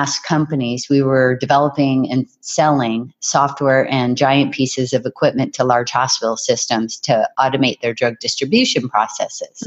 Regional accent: Hawaii, United States; our beach where I was raised in Hawaii

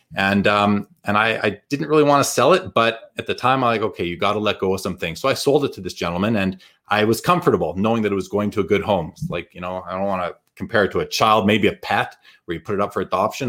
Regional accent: Winnipeg, Manitoba, Canada; growing up in Winnipeg

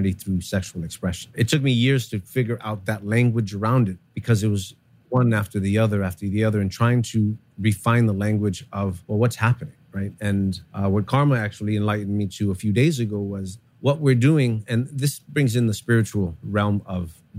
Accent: New York City, New York, United States; I grew up here in New York City

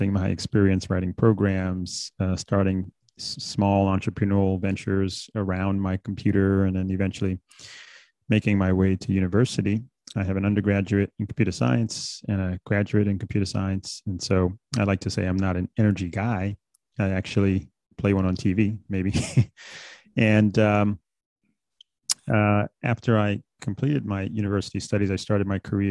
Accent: New York City, New York, United States; also born or lived in Bahamas; I'm originally from the Bahamas, actually. I came to the States when I was about 6 years old. I grew up in New York City

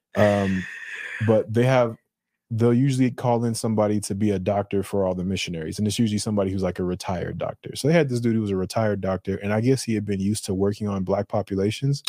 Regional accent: Colorado, United States; my Colorado talking

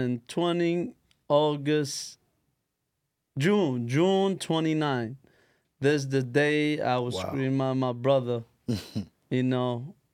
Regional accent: Yemen; now in United States; I'm from Yemen.

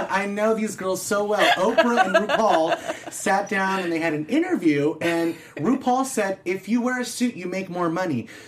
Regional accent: California, United States; We're from California, like Eva said. We like ….

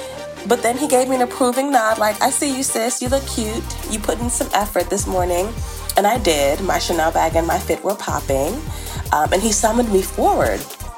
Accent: Maryland, United States; from Maryland.

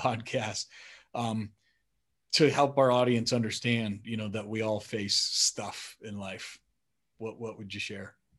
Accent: Colorado, United States; also born or lived in Madison, Wisconsin; I was born in Madison, but we moved to Colorado when I was about five or six

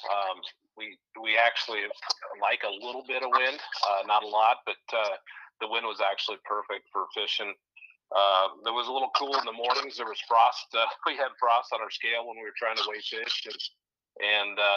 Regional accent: Oskaloosa, Iowa, United States; now in Altoona, United States; currently live in Altoona. I was uh, born and raised in Oskaloosa.

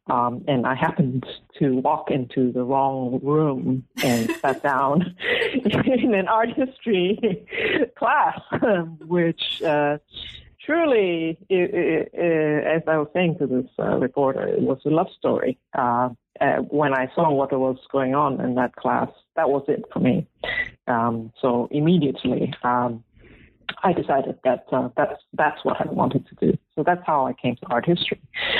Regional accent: Malaysia; also born or lived in Singapore; And we, growing up, I grew up in Malaysia and Singapore.

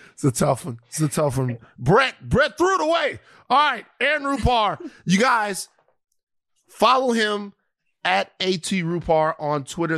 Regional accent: United States; I'm an American

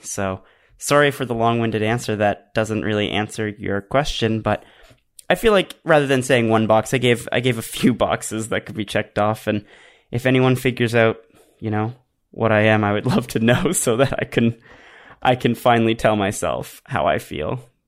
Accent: Canada; I'm Canadian

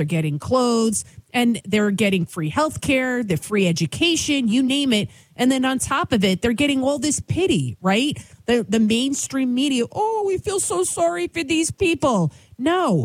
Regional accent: New York City, New York, United States; first language Albanian; English is a second language; I'm from the Bronx. I'm from the Bronx, New York City

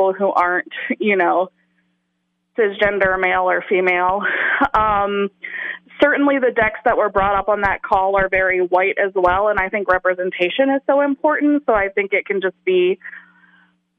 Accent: the South, United States; moved away; I was a white person growing up in the South in the closet. When I went into the world and I didn't live there anymore

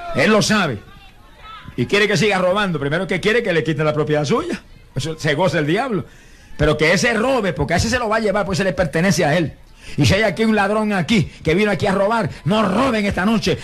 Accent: Puerto Rico

